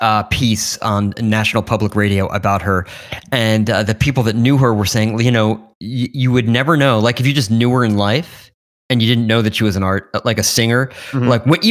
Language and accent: English; New York, United States; as a New Yorker, somebody who was raised in New York